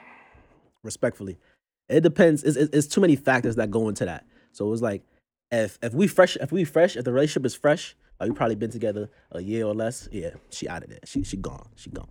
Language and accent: English; New York City, New York, United States; I'm from Brooklyn, Brooklyn's very own.